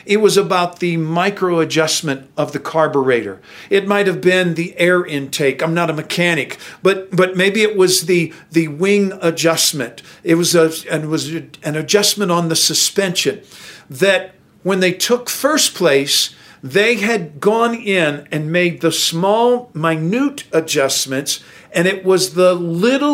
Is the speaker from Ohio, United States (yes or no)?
yes; Findlay, Ohio, United States; I grew up in Findlay, Ohio, the northwest corner of Ohio